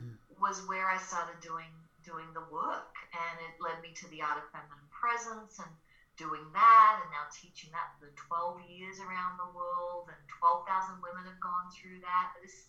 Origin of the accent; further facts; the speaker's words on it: Australia; accent: Australian; now in Colorado, United States; I'm Australian, so that's my accent. It's a little bit less these days. I'm living in Colorado and I've been here for a long time, but I was a singer, a songwriter, performer back in the day in Australia